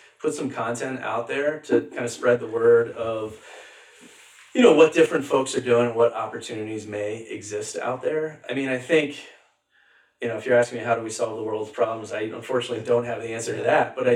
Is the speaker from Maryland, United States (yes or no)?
no; Allentown, Pennsylvania, United States; growing up in Allentown, PA, I had this great childhood